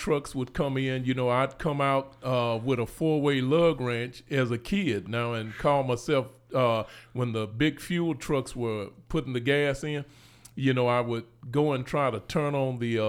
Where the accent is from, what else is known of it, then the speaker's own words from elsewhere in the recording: Houston, Texas, United States; So I was born in Houston, Texas. And, my elders, you know, much of my elders, you know, they were born in Louisiana